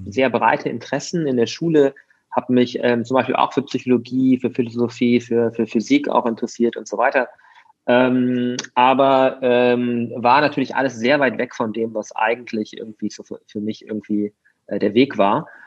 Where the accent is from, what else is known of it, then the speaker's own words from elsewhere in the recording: Mönchengladbach, North Rhine-Westphalia, Germany; ich bin in Mönchengladbach groß geworden. Ähm, also irgendwie ähm, Kleinstadt, würde ich mal sagen, Stadt, aber trotzdem klein.